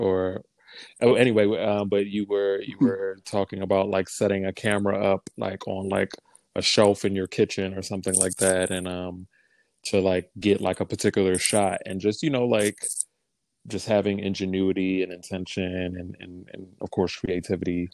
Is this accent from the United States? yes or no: yes; Maryland, United States; moved away as an adult; now in New York, United States; I'm originally from Maryland, but I've been living in New York for almost the last 10 years